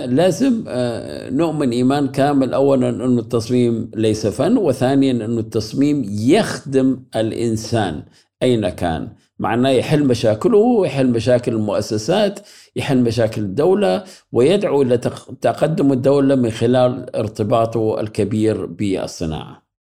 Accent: Iraq; first language Arabic; moved away as an adult; now in Germany; بدوي يعني ولدت في الصحراء

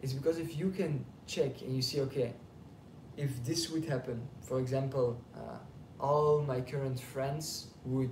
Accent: Belgium; now in Passy, France; I'm from Belgium

